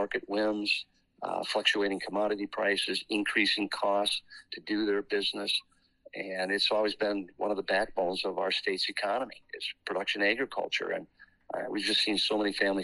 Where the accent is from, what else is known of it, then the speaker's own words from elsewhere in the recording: Western Wisconsin, United States; Both of us were born and raised in Western Wisconsin